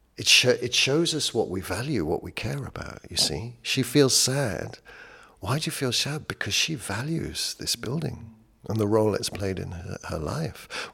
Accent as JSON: {"language": "English", "country": "United Kingdom", "said": "I'm British"}